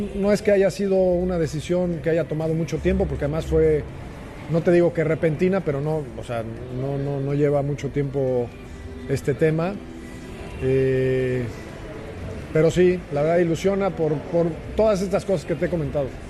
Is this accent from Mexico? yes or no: yes; Chihuahua, Mexico; also born or lived in Torreón, Coahuila; a mi tierra soy nacido en Torreón, creado en Chihuahua y es un estado grandísimo